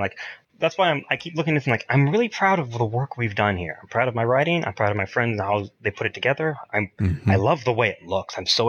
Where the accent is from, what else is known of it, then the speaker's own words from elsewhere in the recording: Kansas City, Missouri, United States; Born and raised.